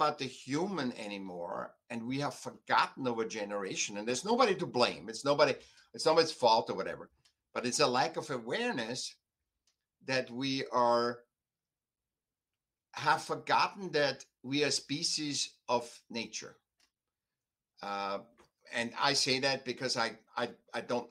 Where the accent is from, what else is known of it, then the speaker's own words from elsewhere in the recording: Vienna, Austria; now in United States; I was born in Vienna, you know, very classical art, a lot of classical art and stuff. Then I came to America